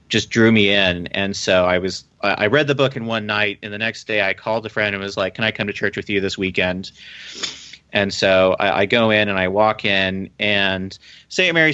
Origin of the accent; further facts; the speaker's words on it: Philippines; born there; also born or lived in Alabama / Texas / England / Germany; I was born in the Philippines, actually, and then I moved to Alabama, Texas, England, Germany, and then Virginia.